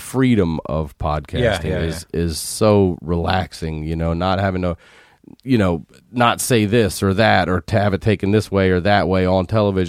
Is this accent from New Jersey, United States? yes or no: no; Baltimore, Maryland, United States; moved away as an adult; now in Los Angeles, United States; I'm originally from Baltimore.